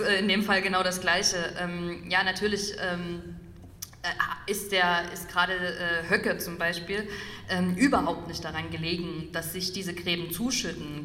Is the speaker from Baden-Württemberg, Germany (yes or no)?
no; Dresden, Saxony, Germany; ich komme aus Dresden